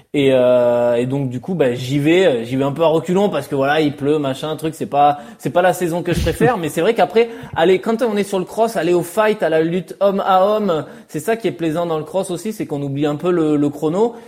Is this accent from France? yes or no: yes; France; quand on est français